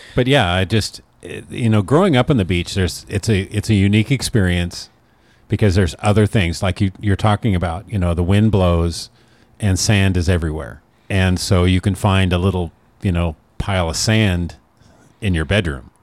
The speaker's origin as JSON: {"language": "English", "region": "Oregon", "country": "United States", "moved": "yes", "said": "I moved away from Oregon for the sunshine"}